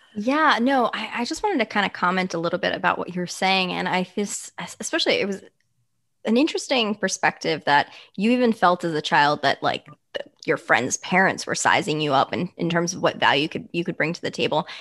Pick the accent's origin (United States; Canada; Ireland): United States; as an American society and a culture